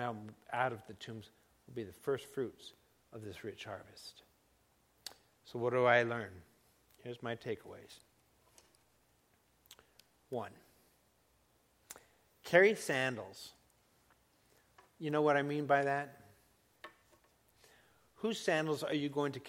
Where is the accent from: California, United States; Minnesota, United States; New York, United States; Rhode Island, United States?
California, United States; Laguna Beach; I grew up in Laguna Beach